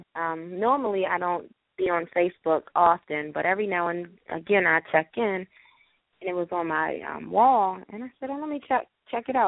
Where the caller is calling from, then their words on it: North Carolina, United States; I'm calling from North Carolina